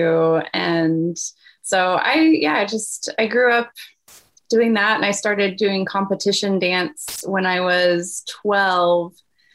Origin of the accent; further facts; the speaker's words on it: Kansas City, United States; moved away as an adult; also born or lived in Taiwan; I grew up in Kansas City. That's where I live now, in Kansas City. And I've been in and out, but grew up just in the suburbs of Kansas City